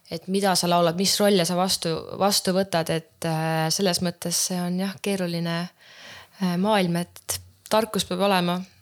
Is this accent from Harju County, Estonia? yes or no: no; Häädemeeste, Pärnu County, Estonia; ma olen Häädemeestelt pärit tegelikult